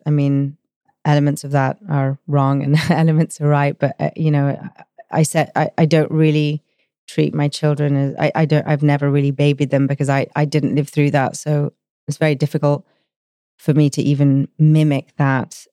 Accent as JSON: {"language": "English", "town": "Rhodes", "region": "South Aegean", "country": "Greece", "tie": "born or raised there", "said": "I was born in Rhodes in Greece"}